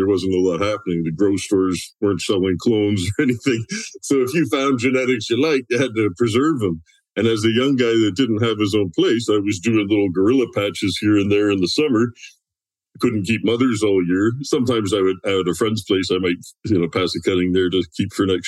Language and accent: English; Southwestern Ontario, Canada; now in West Coast; I'm originally from, well, not the coast, I'm 4 hours from the coast, but I'm originally from Ontario. And Southwestern Ontario